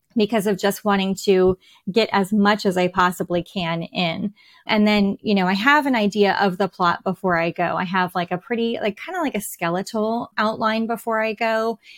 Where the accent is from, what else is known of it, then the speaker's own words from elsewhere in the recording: United States; I am an American writing English characters